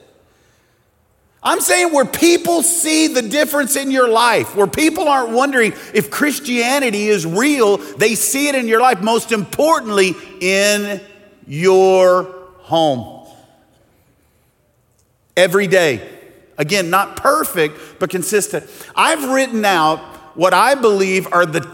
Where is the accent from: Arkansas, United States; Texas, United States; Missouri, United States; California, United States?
Arkansas, United States; I'm from Arkansas.